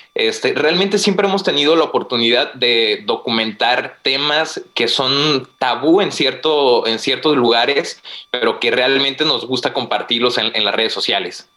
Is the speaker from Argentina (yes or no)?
no; Guanajuato, Mexico; now in Tijuana, Mexico; Soy de Guanajuato, pero vivo en Tijuana.